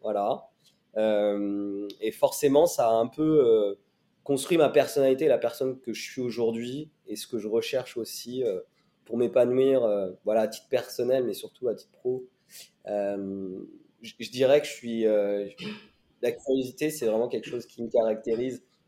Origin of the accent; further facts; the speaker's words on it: Laval, Pays de la Loire, France; also born or lived in Addis Ababa, Ethiopia; je suis arrivé en France à l'âge de deux ans. Euh, j'ai été adopté par une famille française qui est basée à Laval